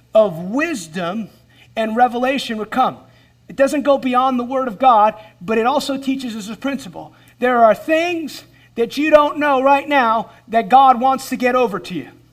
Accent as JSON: {"language": "English", "country": "United States", "said": "as an American believer"}